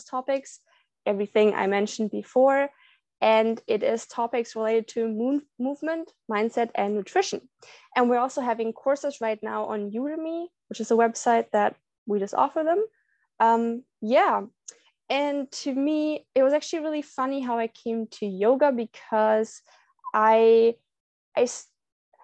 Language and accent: English; Berlin, Germany; now in Puerto Vallarta, Mexico; I'm on vacation in my hometown, Berlin, in Germany.